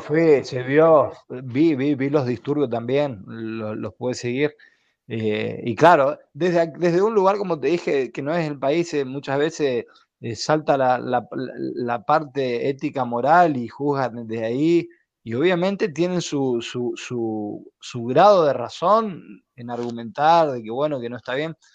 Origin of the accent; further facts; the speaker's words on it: Argentina; como argentino